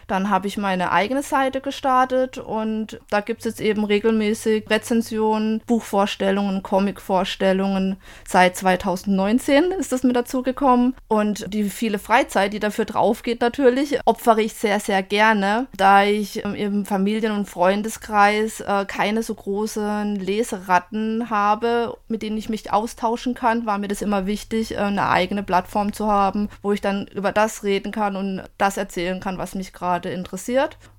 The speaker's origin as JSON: {"language": "German", "region": "southwest Germany", "country": "Germany", "said": "Ich komme aus Südwestdeutschland"}